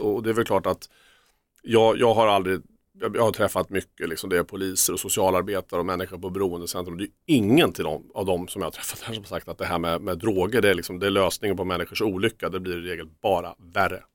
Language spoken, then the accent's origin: Swedish; Örebro, Örebro County, Sweden; Jag är från Örebro